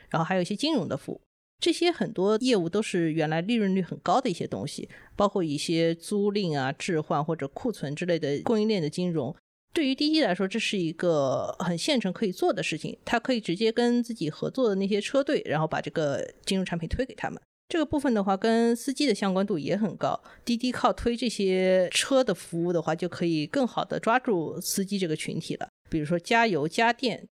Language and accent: Chinese; China; 我们都是中国人呢